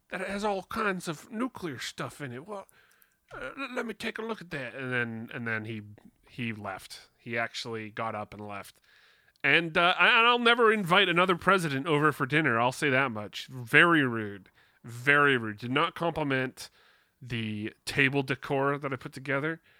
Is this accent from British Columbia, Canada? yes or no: yes; Victoria, British Columbia, Canada; I went to a wax museum in my hometown of Victoria